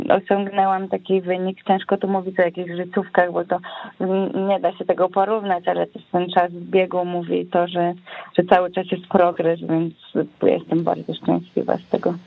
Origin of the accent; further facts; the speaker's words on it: Wrocław, Lower Silesian Voivodeship, Poland; wróciłam do Wrocławia